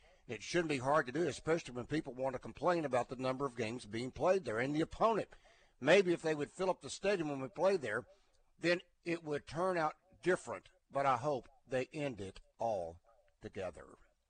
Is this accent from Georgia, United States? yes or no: no; Arkansas, United States; As an alum, I don't like the Little Rock games, and I was born and raised in South Arkansas.